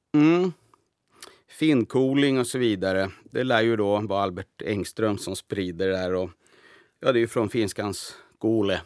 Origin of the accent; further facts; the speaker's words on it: Sweden; now in Finland; jag, var nyss hemma i Sverige